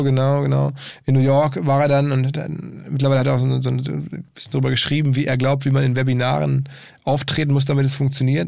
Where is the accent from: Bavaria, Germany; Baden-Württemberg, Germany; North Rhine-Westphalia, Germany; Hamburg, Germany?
North Rhine-Westphalia, Germany; Essen; in Essen lebt, also meine Heimatstadt